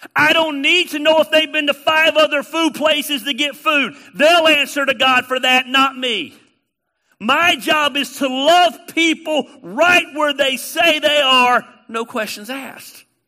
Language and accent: English; Canton, Georgia, United States; I am a redneck from Canton, Georgia. Of course I have a voice inflection